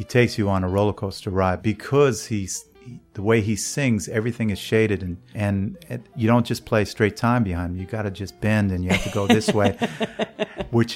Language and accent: English; New York, United States; as a New Yorker